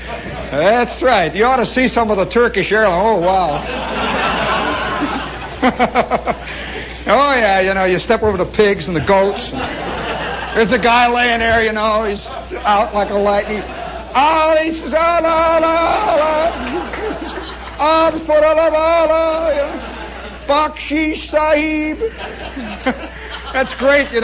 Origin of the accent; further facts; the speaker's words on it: United States; I'm an American